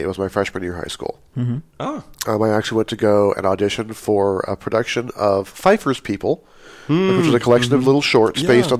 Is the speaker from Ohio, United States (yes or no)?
no; Pleasant Hill, California, United States; also born or lived in Hayward, California; I was born in Hayward, California, and raised in Pleasant Hill, California.